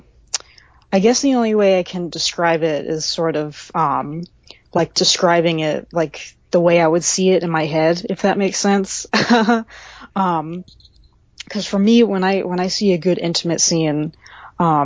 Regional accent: Central Texas, United States; I'm originally from Central Texas

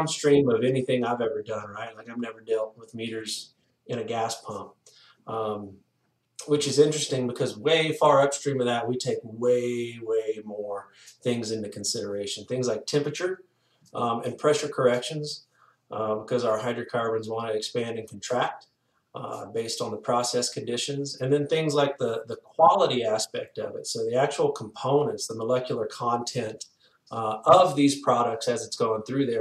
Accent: Louisiana, United States; moved away as an adult; also born or lived in Texas; now in Golden, Colorado, United States; born and raised in Louisiana

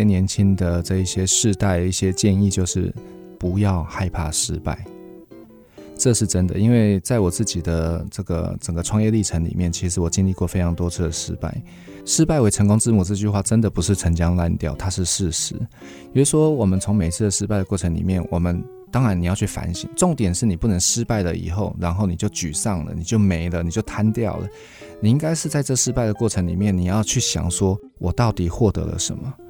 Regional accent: Yilan County, Taiwan; 哦、我是宜兰长大的，

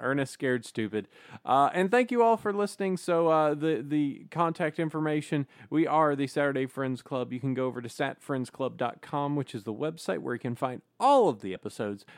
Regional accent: Alabama, United States; I was born in Alabama.

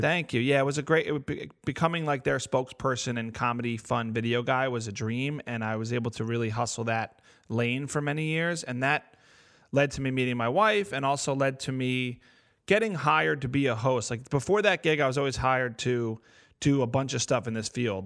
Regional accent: New Jersey, United States; I'm from North Jersey

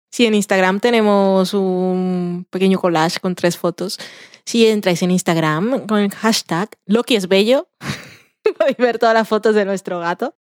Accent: Colombian Caribbean coast, Colombia; yo soy costeña

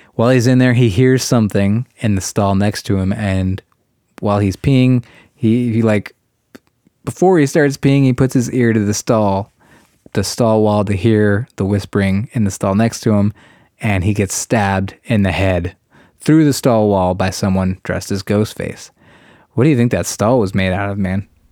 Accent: Ohio, United States; our home state of Ohio

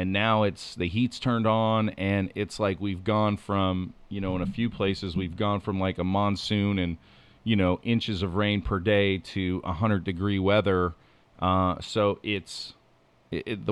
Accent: Pennsylvania, United States; I grew up in Pennsylvania, so I'm very versed in Pennsylvania.

